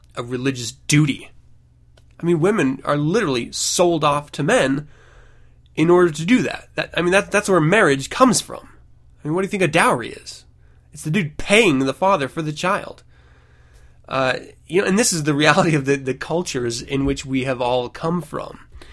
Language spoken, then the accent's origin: English; United States; I was brought up in the United States